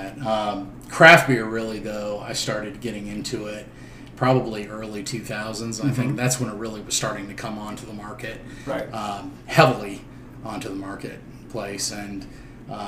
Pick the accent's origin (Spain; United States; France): United States; Minnesota; moved away as an adult; now in High Point, United States; I traveled actually from Minnesota, which was my hometown. Minneapolis, Minnesota, just north of Minneapolis.